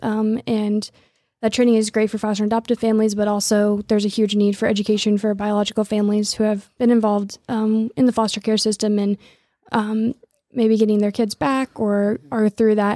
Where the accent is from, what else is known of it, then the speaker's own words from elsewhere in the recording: Lawrence, Kansas, United States; also born or lived in Philippines; I grew up in Lawrence and live in Lawrence now